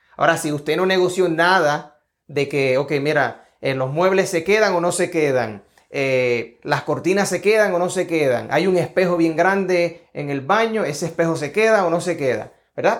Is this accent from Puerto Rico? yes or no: yes; Puerto Rico; now in Georgia, United States; Estoy acá en el estado de Georgia, soy de Puerto Rico